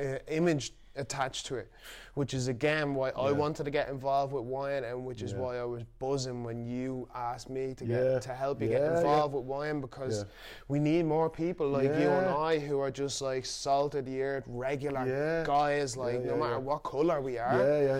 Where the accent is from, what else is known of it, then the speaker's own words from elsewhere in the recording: Ireland; now in Manchester, United Kingdom; I grew up in Ireland, a white Catholic country.